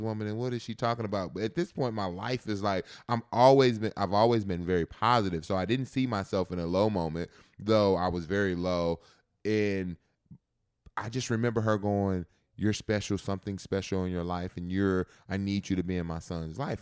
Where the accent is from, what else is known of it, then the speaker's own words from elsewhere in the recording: Texas, United States; growing up in Texas